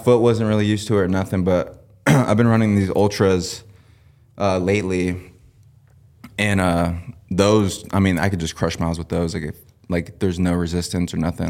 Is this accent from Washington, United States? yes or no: yes; Vancouver, Washington, United States; I came from Vancouver, Washington. Porter always says Portland, Oregon.